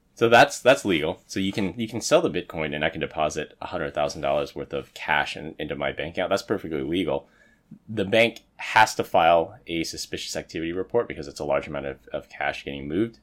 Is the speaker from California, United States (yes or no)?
yes; San Francisco, California, United States; I grew up in San Francisco, and in order to graduate from high school in San Francisco, you had to pass a swim test